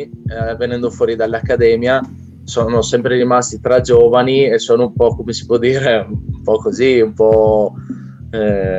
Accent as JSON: {"language": "Italian", "town": "Trieste", "region": "Friuli-Venezia Giulia", "country": "Italy", "said": "Da triestino a triestino, per cui adesso l'ho ereditato. Eh, per il momento sono l'unico triestino in circolazione"}